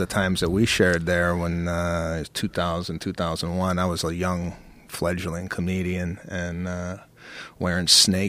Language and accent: English; Chicago, Illinois, United States; now in Los Angeles, United States; I came up with these marketing schemes when I first came out to. Los Angeles. I'm coming from Chicago, and I come from a family where my father's a hairdresser, my mother's a secretary.